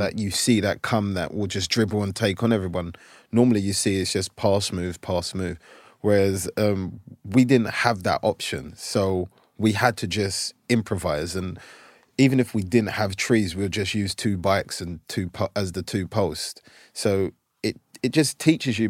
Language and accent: English; London, United Kingdom; moved away as an adult; now in United States; where we lived in South London in a place called Brockley